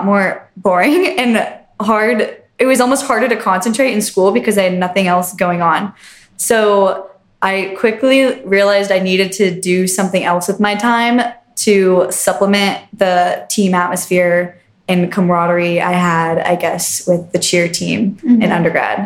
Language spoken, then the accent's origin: English; Westerville, Ohio, United States; I'm from Westerville, Ohio originally